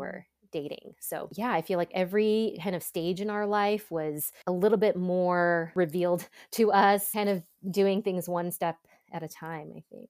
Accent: Los Angeles, California, United States; moved away as an adult; also born or lived in Boston / Ann Arbor, Michigan; now in Seattle, United States; I was born in Boston, grew up in Southern California, in suburb of L

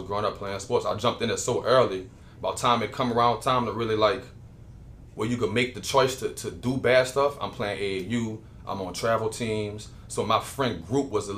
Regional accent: Gretna, Louisiana, United States; also born or lived in North Carolina; I'm from the West Bank, born and raised in New Orleans.

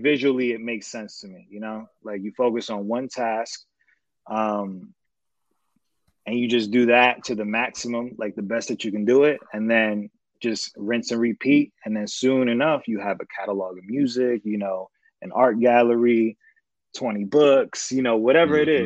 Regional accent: Atlantic City, New Jersey, United States; moved away as an adult; now in Los Angeles, United States; I'm from the South Jersey area, so Atlantic County, Atlantic City, that whole area. Grew up there

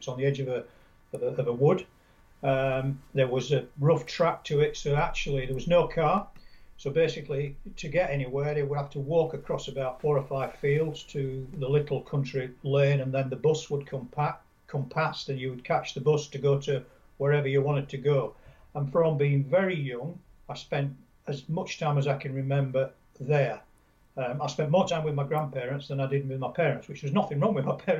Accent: Yorkshire and the Humber, United Kingdom; I'm a Yorkshireman, I come from Yorkshire originally.

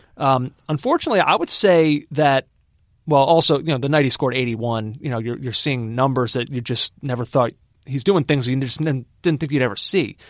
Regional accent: Philadelphia, Pennsylvania, United States; I'm from Philadelphia

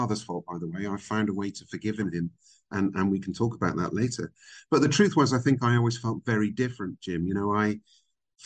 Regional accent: Burnham-on-Sea, South West England, United Kingdom; accent: British; moved away as an adult; also born or lived in Vancouver, Canada / America; now in Dubai, United Arab Emirates; I was born in Canada. I was born in Vancouver. My folks had emigrated, but we came back to the UK when I was five. And I grew up in a little seaside town called Burnham-on-Sea.

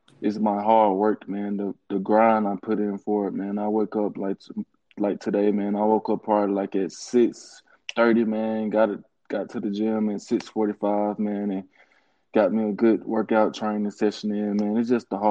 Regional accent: Tuscaloosa, Alabama, United States; my hometown is Tuscaloosa, man, 205

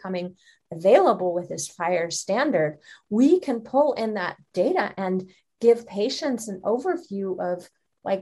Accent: Germany; moved away; I'm originally from Germany and my husband is Swiss

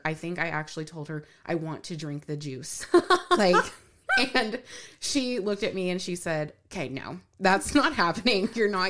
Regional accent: Moore, United States; I grew up in the Church of Christ in Moore

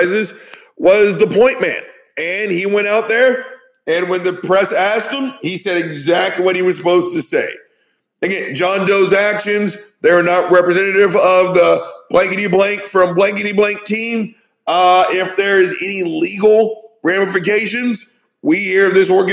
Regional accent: the South, United States; I'm from the South.

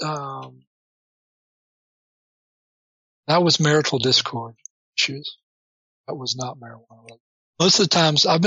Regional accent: Orange, Texas, United States; moved away; also born or lived in Portland, Oregon; I was born in Orange

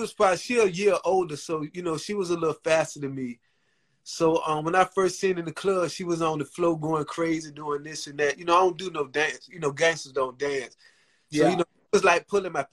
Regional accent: Norfolk, Virginia, United States; 1/4 of … from Norfolk, Virginia.

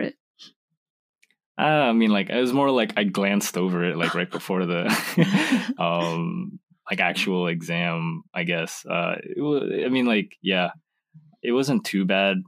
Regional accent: United States; also born or lived in Indonesia; I moved to America when I was two

